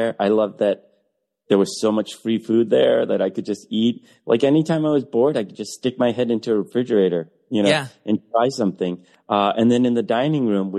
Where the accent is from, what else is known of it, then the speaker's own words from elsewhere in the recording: Detroit, Michigan, United States; growing up Asian American and gay in Detroit in the 80s